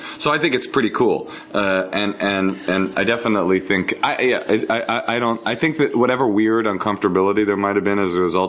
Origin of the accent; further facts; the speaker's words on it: Oakland, California, United States; also born or lived in Forest Hills, Queens, New York; me growing up in Oakland with two deaf parents